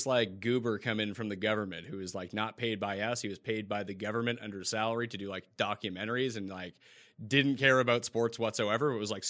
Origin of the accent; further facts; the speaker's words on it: Canada; As a Canadian, I always pay attention to the U.S. dollar versus the Canadian dollar.